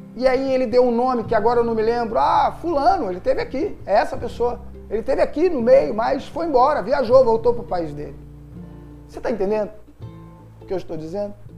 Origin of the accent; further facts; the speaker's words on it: Rio de Janeiro, Brazil; accent: Carioca chiado; esse chiado no final nosso, que somos carioca